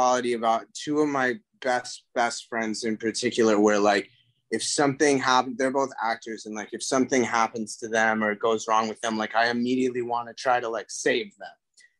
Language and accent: English; New York City, New York, United States; I'm an only child. I'm from New York City.